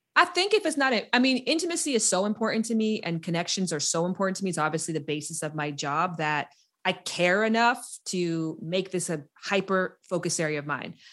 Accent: Canada; moved away as an adult; also born or lived in United States; I'm from Canada, and I was living in America

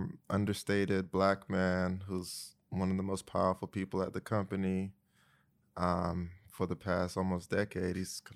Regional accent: Greensboro, North Carolina, United States; I am from Greensboro, North Carolina. My dad's from Ghana. Mom's from Eastern North Carolina.

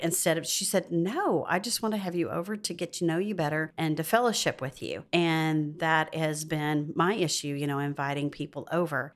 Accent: the South, United States; moved away as an adult; also born or lived in Georgia / Arkansas / West Virginia; I'm from the South

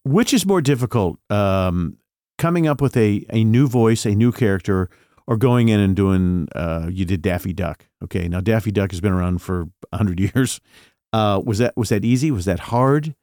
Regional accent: Indianapolis, Indiana, United States; I'm from Indianapolis

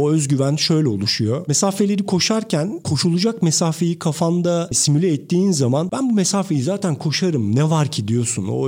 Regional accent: Turkey; Türk'üm ben.

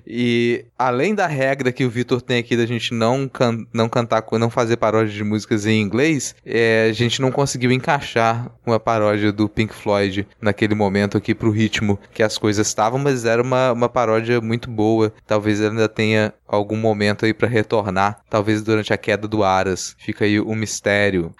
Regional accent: Minas Gerais, Brazil; nasci em Minas

